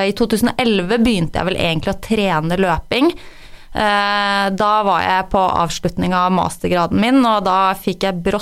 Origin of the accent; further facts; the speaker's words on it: Røros, Trøndelag, Norway; De hører dialekta mi, og så tenker de at nei, hun er ikke fra Røros, men jeg er rørosing. Jeg føler meg som rørosing